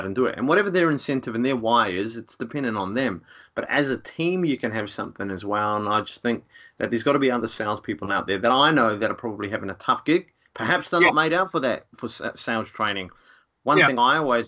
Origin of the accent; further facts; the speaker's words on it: Rotorua, Bay of Plenty, New Zealand; moved away; Rotorua is the town I come from